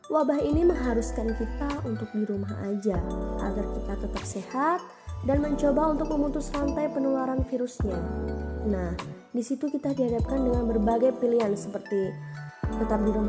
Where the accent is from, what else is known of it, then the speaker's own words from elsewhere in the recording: Jember, East Java, Indonesia; born there; lahir di kota Jember bulan April tahun 1999.